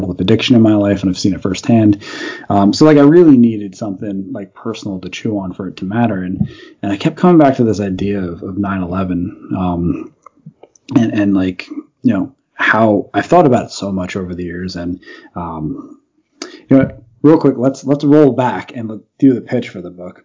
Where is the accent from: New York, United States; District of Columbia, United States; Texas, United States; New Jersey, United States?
New Jersey, United States; Union Beach; I grew up in a small beach town called Union Beach